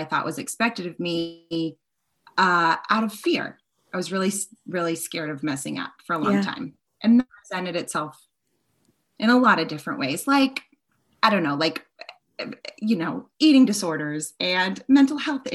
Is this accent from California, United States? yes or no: no; Boston, Massachusetts, United States; I grew up in Boston